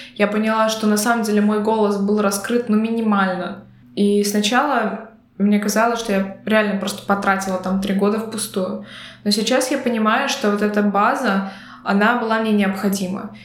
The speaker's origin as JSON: {"language": "Russian", "country": "Belarus", "moved": "yes", "lives_now": "Latvia", "said": "я из Беларуси, но я говорила по-латышски. На тот момент, э, проживая в Латвии, уже на протяжении двух лет"}